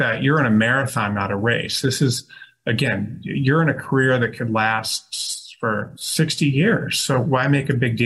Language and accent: English; Detroit, Michigan, United States; moved away; I'm from Detroit. So I worked for a federal judge in Detroit